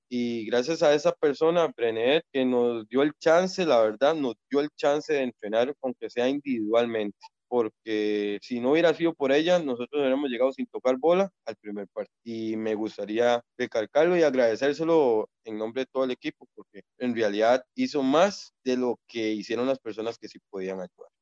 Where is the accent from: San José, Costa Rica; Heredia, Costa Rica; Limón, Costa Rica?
Limón, Costa Rica; Siquirres; mi pueblo